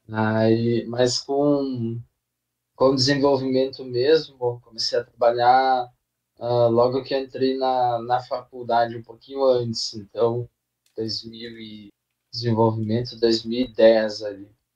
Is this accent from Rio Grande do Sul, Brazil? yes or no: yes; Passo Fundo, Rio Grande do Sul, Brazil; now in São Paulo, Brazil; eu sou do Rio Grande do Sul, uma cidadezinha aí do norte que é chamada de Passo Fundo. É, Nascido. Ah, hoje eu moro aqui em São Paulo